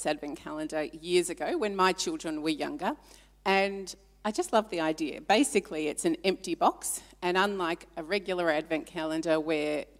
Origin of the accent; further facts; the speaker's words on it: Melbourne, Victoria, Australia; moved away as an adult; also born or lived in Papua New Guinea; now in Ballarat, Australia; I was born in Papua New Guinea on Good Friday, a long time ago, and I was raised, born there, but came back to Australia when I was three. Raised in Melbourne, in a wonderful Christian home